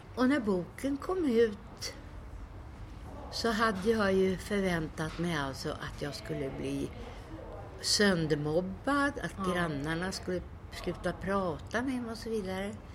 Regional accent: Stockholm, Stockholm County, Sweden; Jag växte upp i slummen på Söder

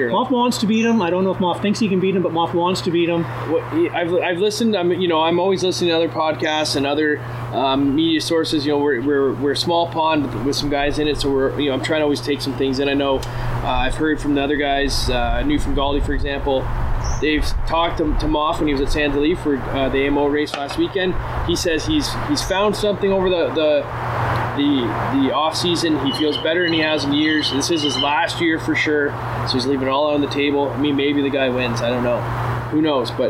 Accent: Canada; Yeah, we're too Canadian. We're, we're, too Canadian about it.

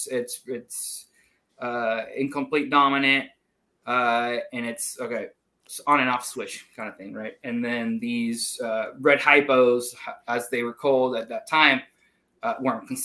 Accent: Puerto Rico; moved away as an adult; also born or lived in Iowa; now in United States; I grew up in Puerto Rico. Uh, and for college, I moved to Iowa State

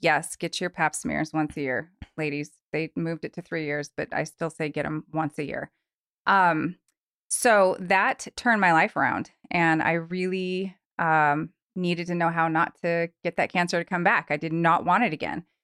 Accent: Long Beach, California, United States; also born or lived in Truckee, California; now in Reno, United States; I am actually from Southern California, born and raised in Long Beach, California

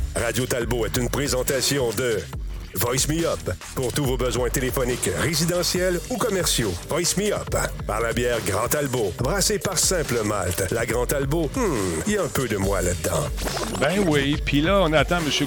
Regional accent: Canada; ici chez nous au Canada

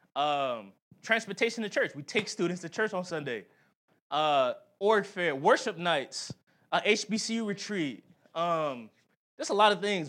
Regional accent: Philadelphia, Pennsylvania, United States; moved away; we had a Philly trip. I, I showed him my, my hometown

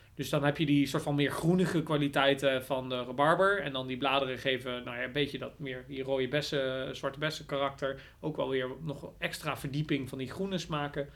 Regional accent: Nijmegen, Gelderland, Netherlands; ik kom uit Nijmegen. Ik woon nou trouwens overigens niet eens meer in Nijmegen, maar wel in de buurt.

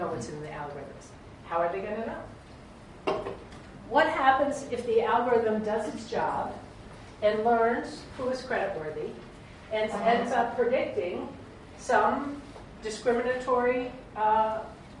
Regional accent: Brunswick, Maine, United States; my hometown in Brunswick, Maine

